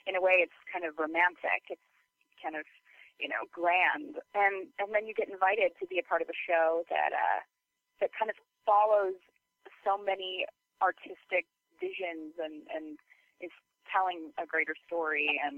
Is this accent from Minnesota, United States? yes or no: yes; Minnesota, United States; Well, you know, I grew up in Minnesota, so